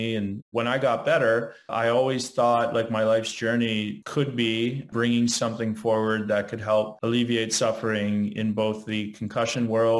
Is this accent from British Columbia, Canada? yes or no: no; King City, Ontario, Canada; also born or lived in Chicago, United States; now in Florida, United States; I'm based in Florida now. Just moved here recently from Chicago, and originally from just outside of Toronto, Ontario, Canada.